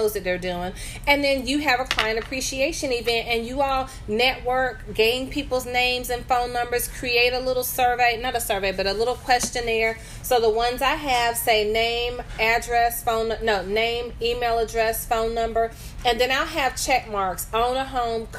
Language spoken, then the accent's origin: English; the South, United States; now in North Carolina, United States; I'm a Southerner for sure at heart and forever.